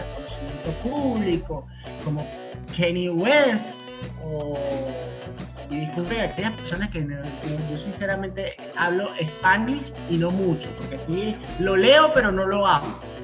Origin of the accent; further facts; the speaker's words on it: Venezuela; moved away; also born or lived in Puerto Rico; yo soy venezolano